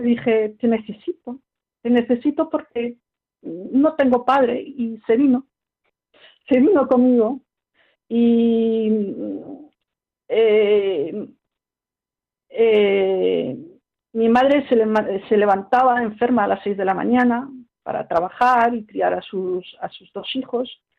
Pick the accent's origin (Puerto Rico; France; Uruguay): France; Paris, Île-de-France; also born or lived in Spain (parents' origin); Yo nací en París